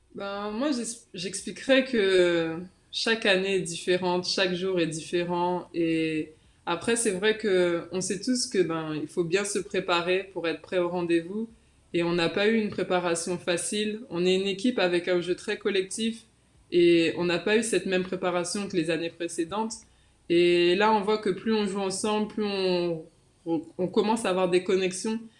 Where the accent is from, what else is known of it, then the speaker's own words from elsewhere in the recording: Guadeloupe; also born or lived in Metropolitan France; now in France; je suis fière, en fait, de représenter la Guadeloupe